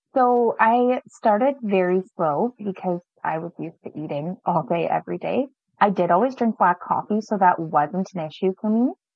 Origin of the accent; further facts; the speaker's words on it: Alberta, Canada; moved away as an adult; also born or lived in Saskatchewan; now in Kerrobert, Canada; I'm actually originally from Alberta but my husband is in Saskatchewan here